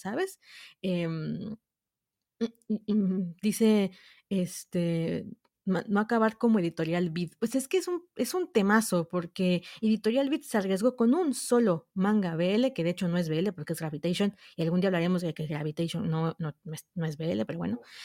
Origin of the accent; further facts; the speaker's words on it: southern Mexico, Mexico; Soy mexicana Vivo en México, al sur de México